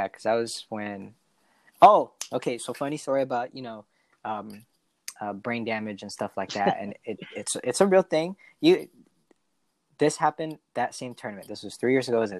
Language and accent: English; Monterey, California, United States; now in Stockton, United States; Originally, I'm from like the Monterey Seaside area